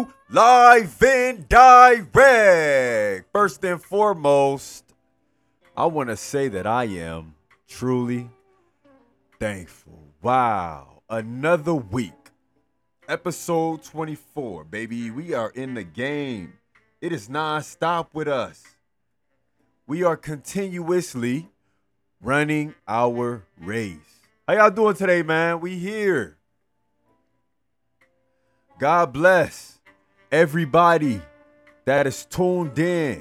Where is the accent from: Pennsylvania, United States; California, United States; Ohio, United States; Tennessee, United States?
California, United States; Los Angeles; … was murdered in my hometown.